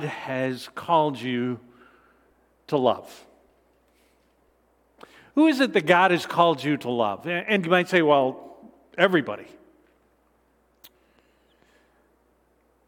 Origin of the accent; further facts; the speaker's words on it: Canada; I'm Canadian as well